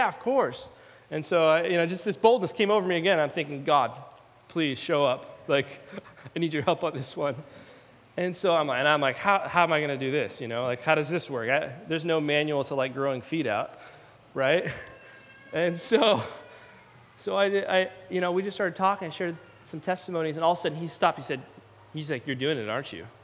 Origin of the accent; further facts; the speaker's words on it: Salem, Oregon, United States; moved away; also born or lived in Eugene, Oregon / Redding, California; I actually grew up in Salem, Oregon, and so not too far from here